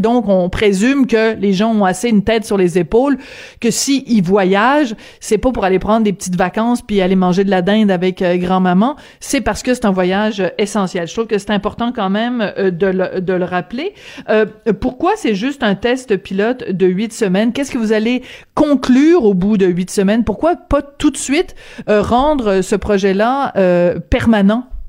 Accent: Quebec, Canada; chez nous, au Québec

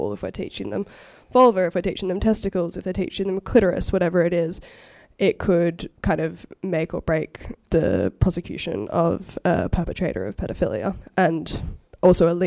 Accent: Australia; I experienced as an Australian growing up

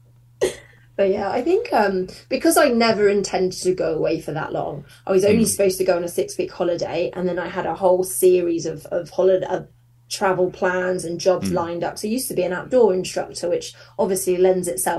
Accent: Surrey, South East England, United Kingdom; now in Manchester, United Kingdom; I don't know if you could tell from my accent, but I'm from Surrey originally

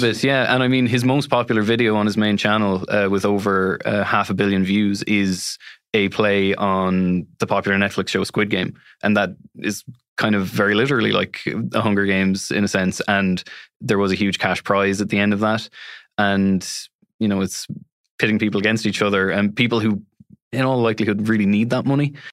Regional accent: Galway, Connacht, Ireland; I'm from Galway City

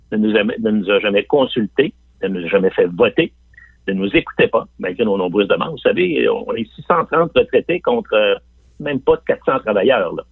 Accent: Limoilou, Quebec, Canada; Euh, moi-même, je viens de Limoilou. Je viens de, je viens de ce qu'on appelle l'Anglopole à trois coins de rue.

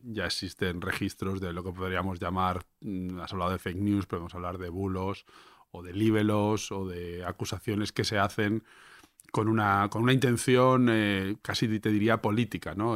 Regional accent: Levante, Spain; somos de Levante

